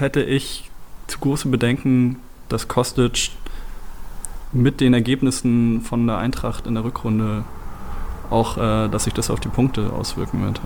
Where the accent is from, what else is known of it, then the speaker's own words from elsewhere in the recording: Belgium; ich komme eben aus Belgien